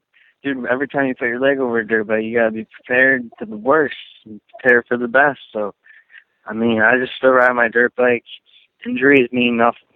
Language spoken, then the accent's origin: English; Buffalo, New York, United States; I'm from Buffalo, New York